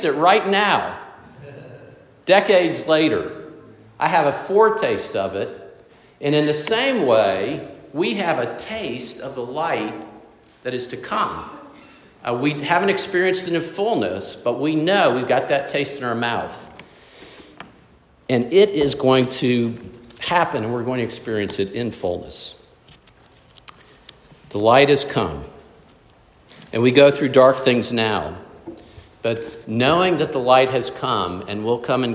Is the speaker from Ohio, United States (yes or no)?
no; South Florida, United States; Growing up in South Florida, we had in our backyard 2 huge lychee trees